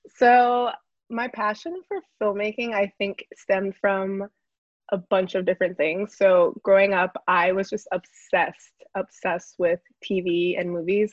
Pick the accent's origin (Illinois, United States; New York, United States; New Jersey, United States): New York, United States; New York City; also born or lived in Connecticut; i went through like a lot of identity issues growing up because we're from the Bronx